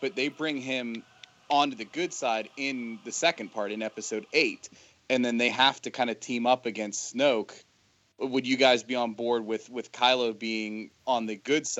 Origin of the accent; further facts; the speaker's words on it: Pittsburgh, Pennsylvania, United States; we went out to Eaton Park because we're from Pittsburgh